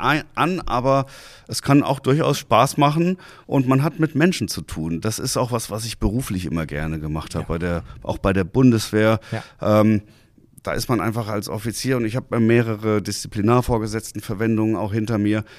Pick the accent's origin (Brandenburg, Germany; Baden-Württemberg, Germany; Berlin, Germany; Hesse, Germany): Hesse, Germany; Hanau; moved away as an adult; also born or lived in Hamburg; now in Husum, Germany; Ich komme ja aus Hessen, aus Hanau